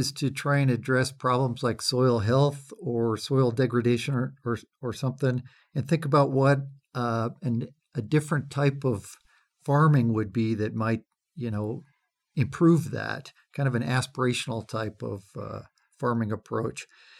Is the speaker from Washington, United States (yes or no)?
yes; Washington, United States; I grew up farming in Western Washington as a kid.